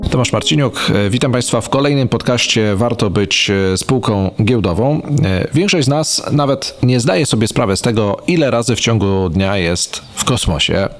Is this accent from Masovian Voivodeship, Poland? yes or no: yes; Węgrów, Masovian Voivodeship, Poland; moich rodzinnych stron w Węgrowie